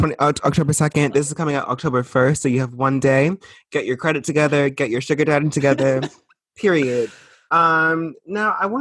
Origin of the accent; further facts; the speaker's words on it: Boston, Massachusetts, United States; I'm from Boston.